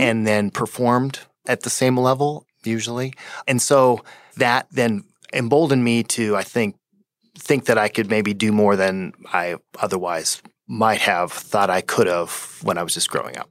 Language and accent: English; Fort Collins, Colorado, United States; I grew up in Fort Collins